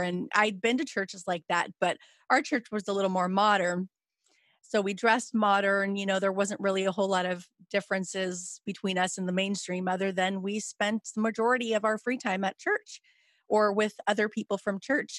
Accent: Lakewood, California, United States; I grew up in Los Angeles

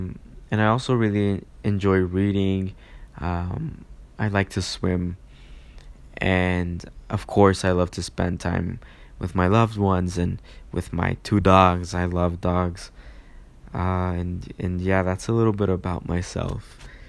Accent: Chihuahua, Mexico; born there; I was born in Mexico in the beautiful state of Chihuahua on April 25th.

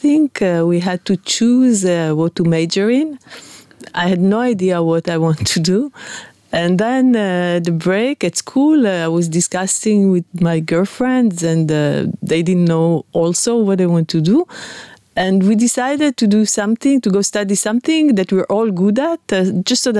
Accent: Netanya, Central District, Israel; I grew up in Netanya, by the beach

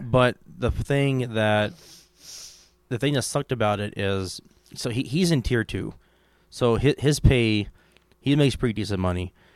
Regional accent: Kentucky, United States; I'm from Kentucky

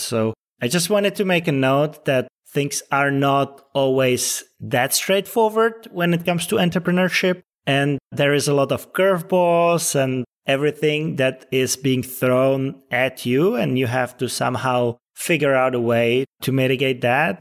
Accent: Czechia; now in Los Angeles, United States; I'm originally from the Czech Republic, but yeah, I spend a lot of time in L A and it's become my second home pretty much

